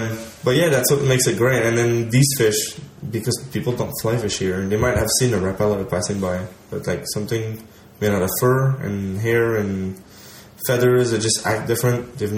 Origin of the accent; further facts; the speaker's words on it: Quebec, Canada; Like, I'm from Quebec.